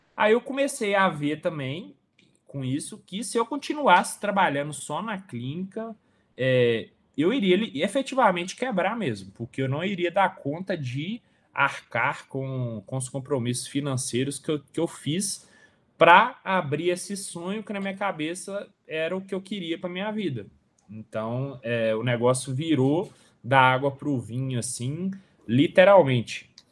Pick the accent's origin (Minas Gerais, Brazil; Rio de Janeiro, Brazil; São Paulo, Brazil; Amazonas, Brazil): Minas Gerais, Brazil; Coronel Fabriciano; moved away as an adult; also born or lived in Nova Friburgo / Sete Lagoas; sou natural de Coronel Fabriciano